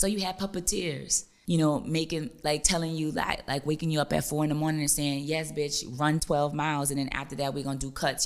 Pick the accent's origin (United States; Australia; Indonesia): United States; New Orleans, Louisiana; I'm from New Orleans